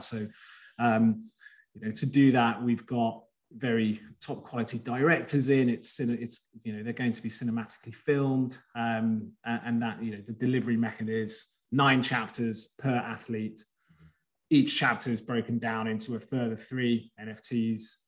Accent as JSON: {"language": "English", "region": "England", "country": "United Kingdom", "tie": "born or raised there", "also_born_or_lived": "Greece", "said": "I was born in Greece, but I've grown up in England"}